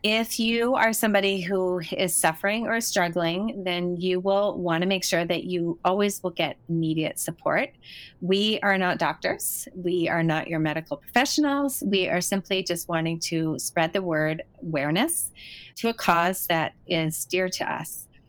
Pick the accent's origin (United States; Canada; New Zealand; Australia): Canada; obviously, you're in the States right now, but we're both Canadian.